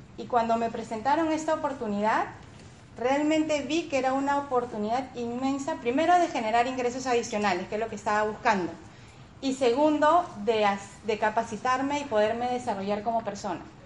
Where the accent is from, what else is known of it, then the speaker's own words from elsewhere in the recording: Peru; como peruanos